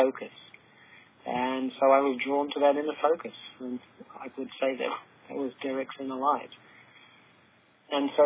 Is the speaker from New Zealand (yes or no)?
yes; New Zealand; moved away; As a New Zealander